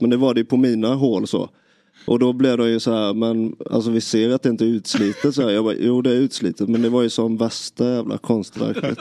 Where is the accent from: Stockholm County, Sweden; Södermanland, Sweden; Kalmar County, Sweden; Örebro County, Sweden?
Kalmar County, Sweden; Nybro; man är hemma i Nybro